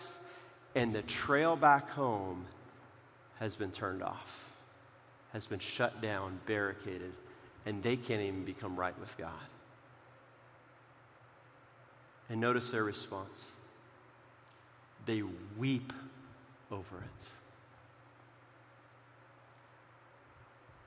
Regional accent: Central California, United States; moved away; where I grew up in California

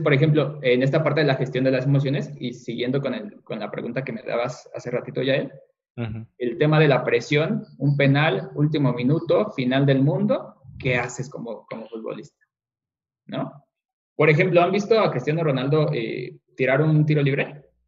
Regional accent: Mexico; nosotros como mexicanos

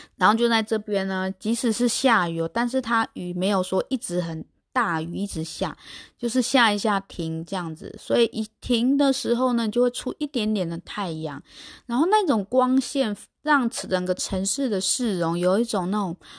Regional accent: Taiwan; 在台湾的生活经验

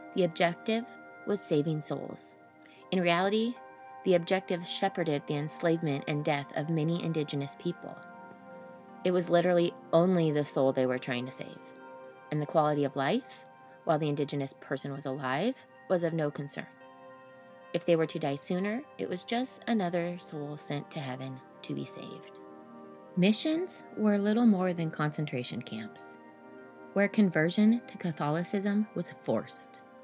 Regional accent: Sonora, California, United States; where I'm from Gold Country, Sonora, California, the queen of the southern mines

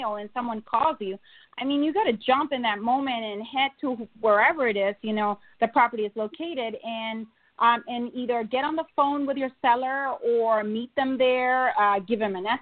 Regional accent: Honduras; moved away as an adult; now in United States; I'm from Honduras.

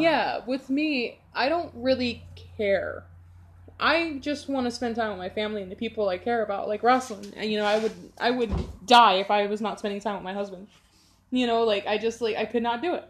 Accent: Chicago, Illinois, United States; I'm from Chicago, Chi Town forever

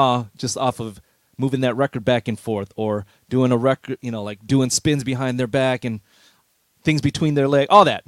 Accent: Carson, California, United States; Born and raised Los Angeles, but specifically Carson, California

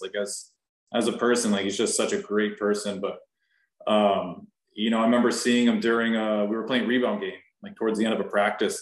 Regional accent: Nashville, Tennessee, United States; also born or lived in San Diego, California; I was born in San Diego and I moved here to Nashville when I was like 10, 11 years old

